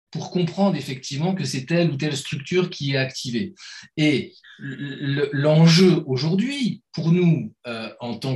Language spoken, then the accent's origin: French; Metz, Grand Est, France; mais bon, je viens de Metz, commencez pas à chercher des.